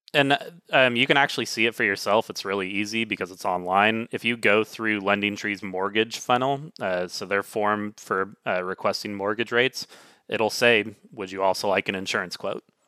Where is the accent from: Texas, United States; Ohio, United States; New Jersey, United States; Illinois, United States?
Texas, United States; Dallas; also born or lived in Pacific Northwest; now in Seattle, United States; I grew up in the Dallas area